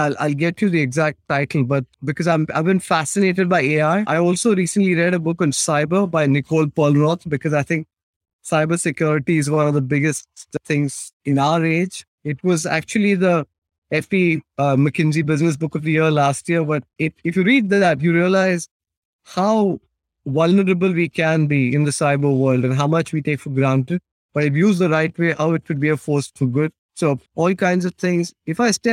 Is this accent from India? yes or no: yes; India; also born or lived in Britain; now in United Kingdom; I live in Britain. I'm British in some ways, but I'm also very Indian in other ways